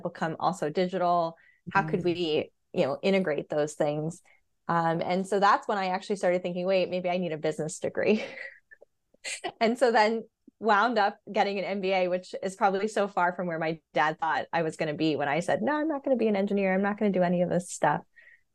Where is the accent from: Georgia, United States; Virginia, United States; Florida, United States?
Virginia, United States; moved away as an adult; also born or lived in New York; now in Brooklyn, United States; I was born and raised in Virginia